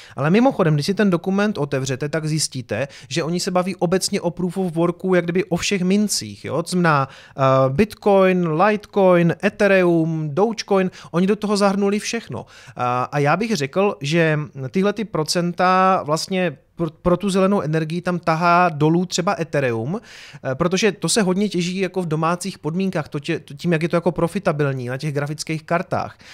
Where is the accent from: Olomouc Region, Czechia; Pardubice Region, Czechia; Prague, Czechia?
Olomouc Region, Czechia; Prostějov; z Prostějova